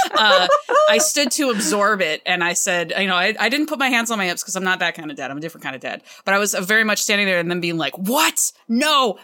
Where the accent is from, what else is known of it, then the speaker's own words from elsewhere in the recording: the South, United States; moved away; also born or lived in Cleveland, Ohio; I grew up in the South